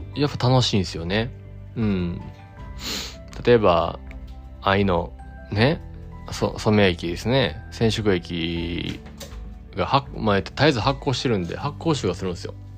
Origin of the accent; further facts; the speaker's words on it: Kyoto, Japan; 伏見のねうん僕の地元でもある